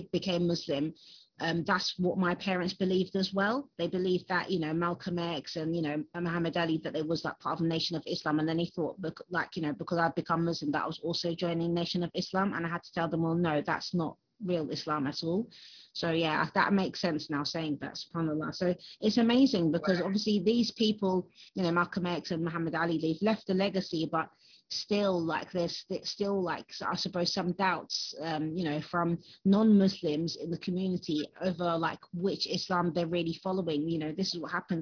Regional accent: United Kingdom; I've been born and raised in Britain

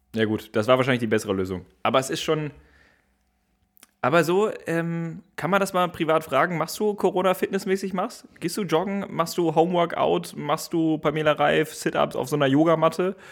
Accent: Gevelsberg, North Rhine-Westphalia, Germany; now in Berlin, Germany; in meiner Heimat Gebelsberg

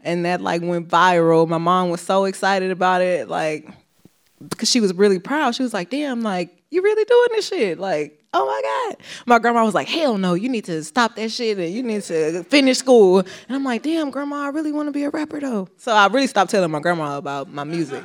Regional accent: Houston, Texas, United States; Growing up in Houston

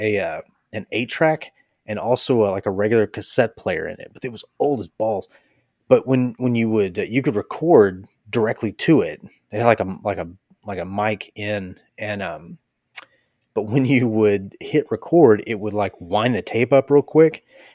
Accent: Athens, Attica, Greece; Athens, Greece.

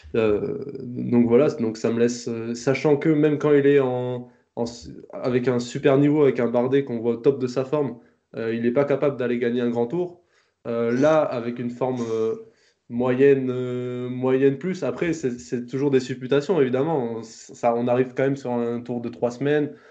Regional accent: France; en tant que Français

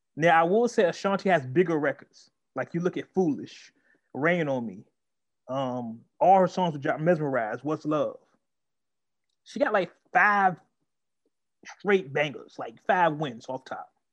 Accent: Oakland, California, United States; I am from Oakland.

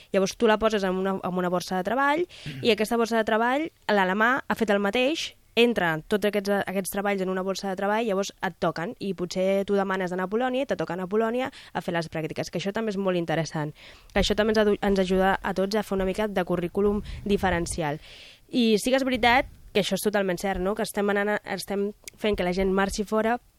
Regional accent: Lleida, Catalonia, Spain; jo sóc de Lleida

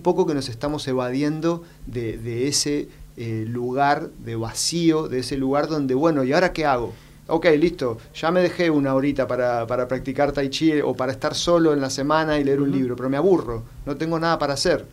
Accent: Argentina; como ciudadano, digamos, ahora como argentino

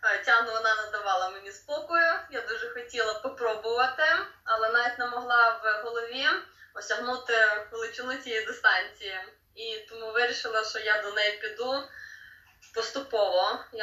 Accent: Lviv, Lviv Oblast, Ukraine; народилася живу у Львові

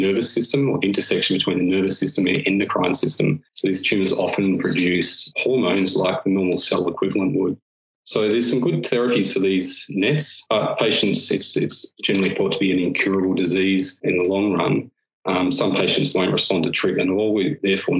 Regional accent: Western Australia, Australia; moved away as an adult; also born or lived in London; now in Melbourne, Australia; I grew up in Western Australia and in fact on a farm.

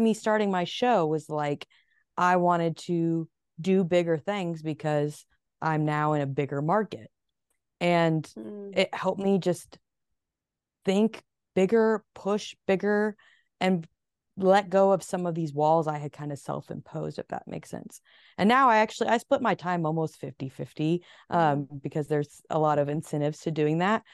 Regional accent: Phoenix, Arizona, United States; moved away as an adult; also born or lived in Nashville, Tennessee / New York City; I was born in Phoenix. However, since I moved to Nashville at 19 and spent a solid 10 years

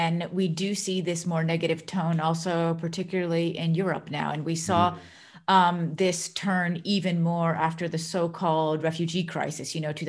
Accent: United States; moved away as an adult; now in Netherlands; So I myself am an immigrant in the Netherlands. So I'm originally from the United States. I've been living and working in the Netherlands for quite a long time.

